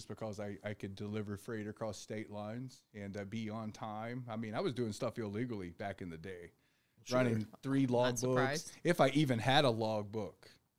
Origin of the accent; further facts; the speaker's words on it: the South, United States; also born or lived in Tennessee; now in Phoenix, United States; I'm from the South. That's what we're taught to do is talk to everybody.